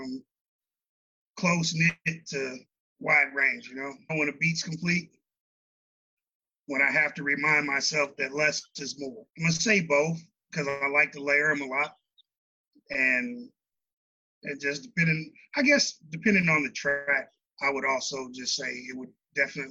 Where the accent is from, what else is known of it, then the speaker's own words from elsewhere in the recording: St. Louis, Missouri, United States; I'm from St. Louis